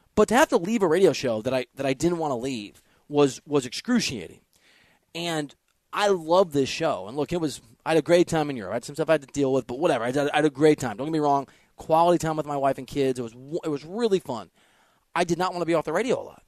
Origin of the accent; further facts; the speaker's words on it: Dubuque, Iowa, United States; I'm from Dubuque, Iowa.